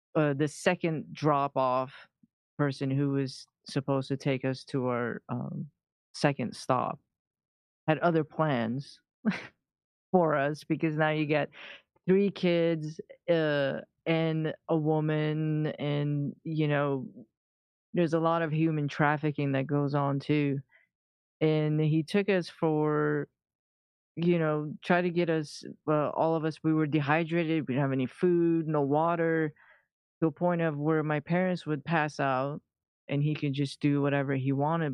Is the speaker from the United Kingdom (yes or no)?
no; Iran; moved away; I was born in the middle of a war uh, between Iran and uh, Iraq